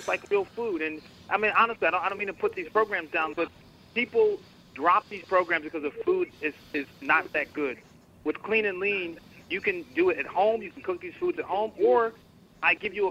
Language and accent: English; Fairfield County, Connecticut, United States; moved away; also born or lived in Boston / New York; I actually grew up in Connecticut